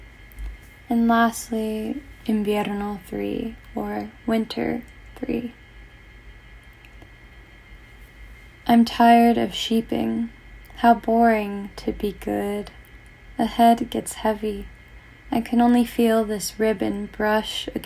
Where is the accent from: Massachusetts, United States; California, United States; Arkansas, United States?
California, United States; Northern; I'm from Northern California